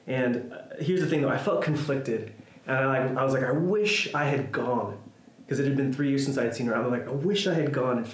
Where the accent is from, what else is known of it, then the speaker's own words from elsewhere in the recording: Mayagüez, Puerto Rico; moved away; I made the trek across the island to my hometown in Mayagüez